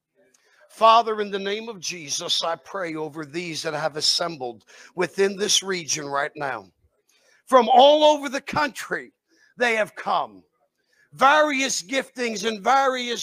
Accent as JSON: {"language": "English", "region": "New Jersey", "country": "United States", "said": "I'm from New Jersey"}